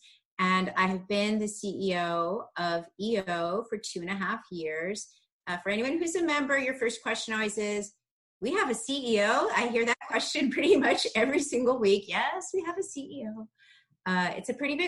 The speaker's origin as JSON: {"language": "English", "town": "Darien", "region": "Illinois", "country": "United States", "tie": "born or raised there", "said": "I grew up in a small suburb of Chicago. It's called Darien, Illinois"}